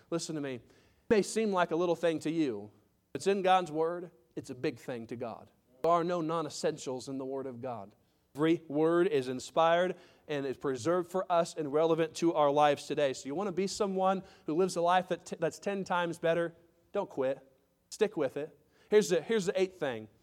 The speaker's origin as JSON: {"language": "English", "region": "Indiana", "country": "United States", "tie": "born or raised there", "said": "I grew up in Indiana."}